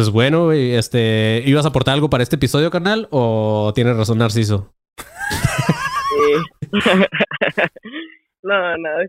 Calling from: Mexicali, Baja California, Mexico; Yo soy de Mexicali, soy de los Bolívares

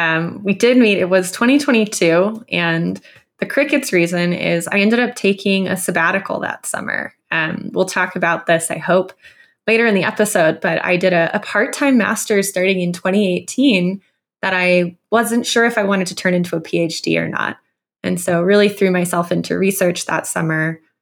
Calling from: Boulder, Colorado, United States; I'm calling in from Boulder, Colorado.

